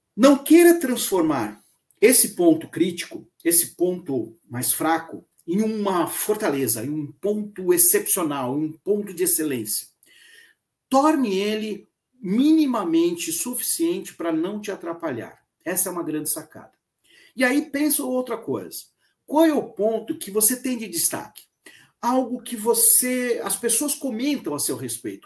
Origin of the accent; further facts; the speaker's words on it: Santos, São Paulo, Brazil; Sou nascido na cidade de Santos, cresci aqui na cidade de Santos até o início da minha vida, do final da minha adolescência, início da minha vida profissional, quando eu me mudei para São Paulo, capital